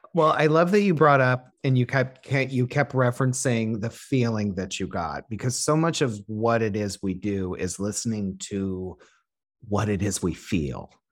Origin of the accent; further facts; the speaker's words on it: Illinois, United States; the area code that I, my hometown is.